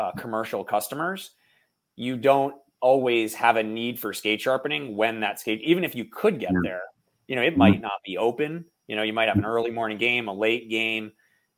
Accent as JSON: {"language": "English", "region": "New Jersey", "country": "United States", "tie": "born or raised there", "also_born_or_lived": "Bay Area", "moved": "yes", "lives_now": "Boston, United States", "said": "I grew up in New Jersey."}